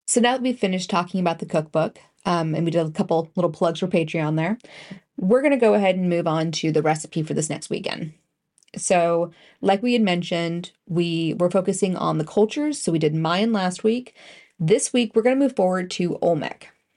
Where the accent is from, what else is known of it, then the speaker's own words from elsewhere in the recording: Canada; being Canadian ish